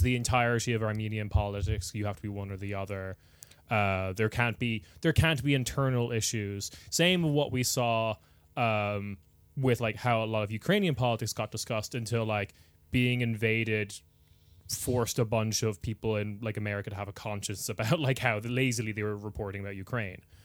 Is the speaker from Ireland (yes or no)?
yes; Ireland; moved away as an adult; also born or lived in United Kingdom / Germany; I moved from Ireland to the U K or, like, to Germany